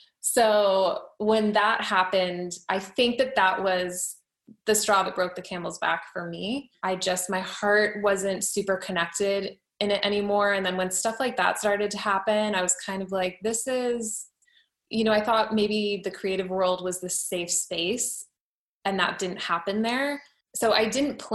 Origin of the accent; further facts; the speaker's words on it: San Diego, California, United States; I grew up in San Diego